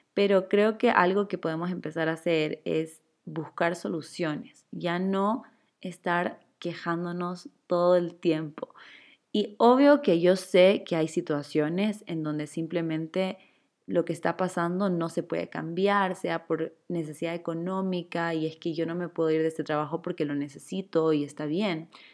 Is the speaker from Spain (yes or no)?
no; Chile; now in Ecuador; yo soy chilena, pero vivo en Ecuador